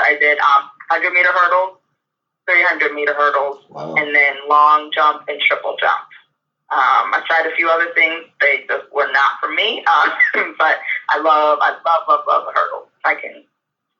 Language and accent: English; Monroeville, Pennsylvania, United States; Monroeville, a little east of Pittsburgh, is where I grew up.